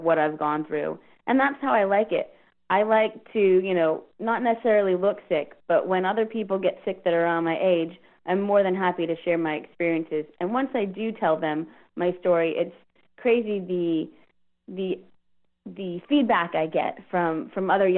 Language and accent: English; Houston, Texas, United States; also born or lived in Virginia; I was in Virginia, and I'm from Houston